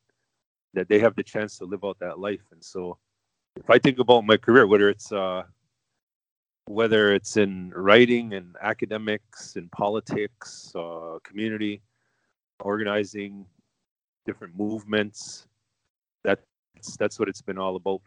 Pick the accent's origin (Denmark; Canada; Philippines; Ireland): Canada; Kahnawake, Quebec; I'm a Mohawk from Ganawage, and I was born and raised Ganawage Mohawk territory